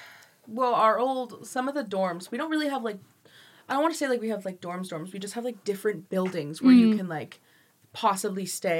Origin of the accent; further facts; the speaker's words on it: Colorado, United States; now in California, United States; I was born in Colorado.